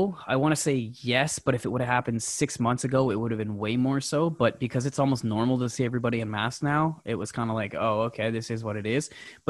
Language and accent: English; Canada; And I got to say this as a Canadian.